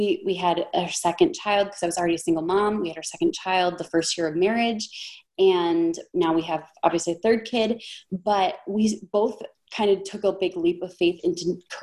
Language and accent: English; Minnesota, United States; I'm from Minnesota.